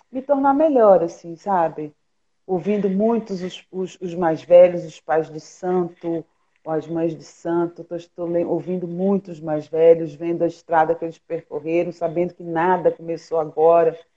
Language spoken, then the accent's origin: Portuguese; Pernambuco, Brazil; now in Rio de Janeiro, Brazil; aqui no Rio também tá frio, pelo menos para mim, que sou pernambucana.